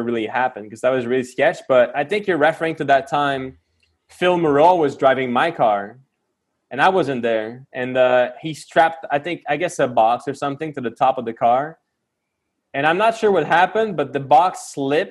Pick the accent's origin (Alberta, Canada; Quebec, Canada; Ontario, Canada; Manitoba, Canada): Quebec, Canada; I'm from Quebec